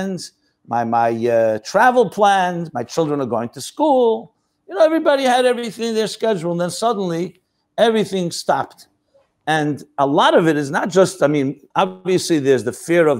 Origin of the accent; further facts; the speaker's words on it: United States; I was born in the United States.